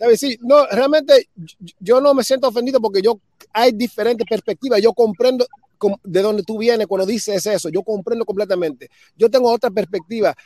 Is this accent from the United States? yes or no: yes; New York, United States; yo nací en Nueva York eh, y yo no me crié con nada cubano, pero todavía no me quita yo ser cubano